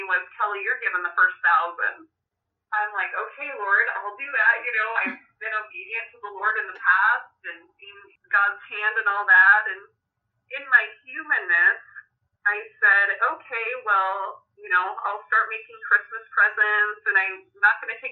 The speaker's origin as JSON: {"language": "English", "region": "Oregon", "country": "United States", "tie": "born or raised there", "also_born_or_lived": "Missouri", "said": "my hometown that's 45 minutes north of me"}